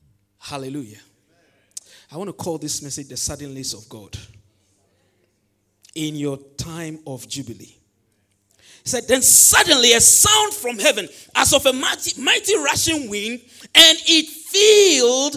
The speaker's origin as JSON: {"language": "English", "region": "Volta", "country": "Ghana", "second_language": "English", "said": "I come from the Volta region"}